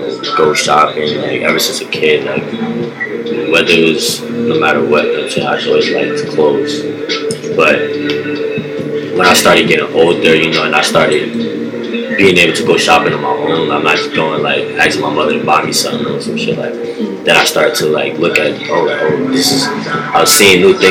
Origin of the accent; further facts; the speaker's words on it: New York City, New York, United States; I'm from Brooklyn.